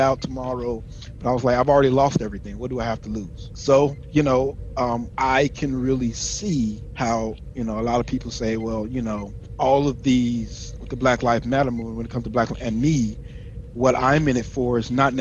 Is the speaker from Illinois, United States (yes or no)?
yes; Chicago, Illinois, United States; moved away as an adult; I'm originally from Chicago, South Side Chicago, Illinois, and I went to the Navy, joined the Navy at 18, right after high school